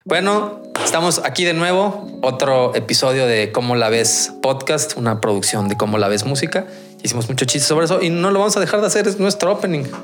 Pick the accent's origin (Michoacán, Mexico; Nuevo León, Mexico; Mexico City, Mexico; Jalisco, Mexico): Michoacán, Mexico; Morelia; yo soy de Morelia